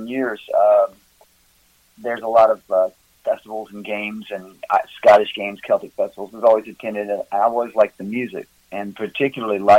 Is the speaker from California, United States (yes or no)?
no; near Memphis, West Tennessee, United States; moved away as an adult; now in Gatlinburg, United States; Originally, I'm from West Tennessee down by Memphis